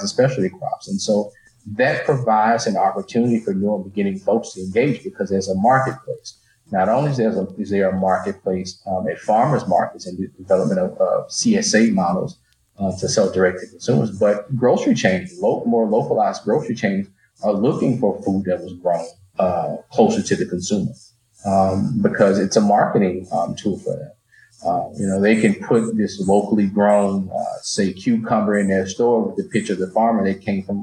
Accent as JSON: {"language": "English", "region": "northeast Louisiana", "country": "United States", "tie": "born or raised there", "said": "you grew up in the northeast corner of the state, like me, you knew cotton, corn, soybeans"}